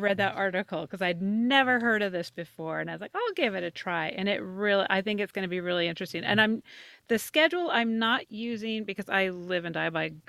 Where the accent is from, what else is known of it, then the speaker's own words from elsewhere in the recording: Southern Idaho, United States; I grew up in Southern Idaho, so not too far from Salt Lake, just straight up from Salt Lake, about 3 hours. But my parents are both from Chicago.